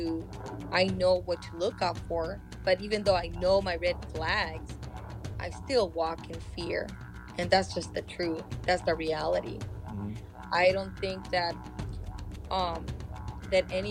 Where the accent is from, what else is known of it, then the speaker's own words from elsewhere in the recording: Third Mesa, Hopi, Arizona, United States; now in California, United States; I come from the Sun Clan and Eagle Clan in Third Mesa Hood Villa